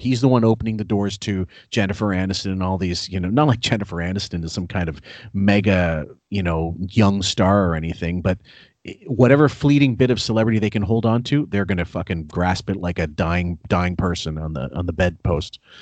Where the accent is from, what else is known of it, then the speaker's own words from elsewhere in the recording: Canada; I'm a Canadian